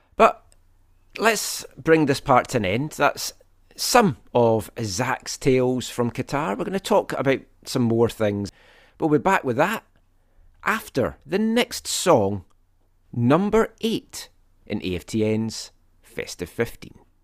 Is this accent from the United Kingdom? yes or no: yes; Scotland, United Kingdom; I am Scottish.